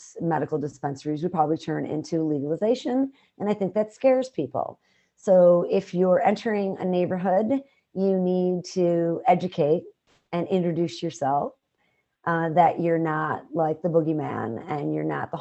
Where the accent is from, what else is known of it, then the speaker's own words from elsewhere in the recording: Chicago, Illinois, United States; where I grew up in the South, west side of Chicago